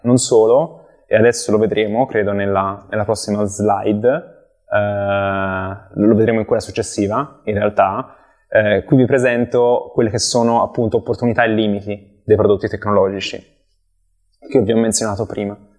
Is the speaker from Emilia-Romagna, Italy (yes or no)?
no; Empoli, Tuscany, Italy; also born or lived in Milan; sono originario di Empoli, eh, in Toscana, dove cerco ancora di risiedere